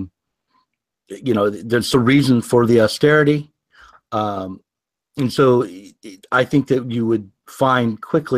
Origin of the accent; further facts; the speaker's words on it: United States; also born or lived in Portland, Oregon; I'm an American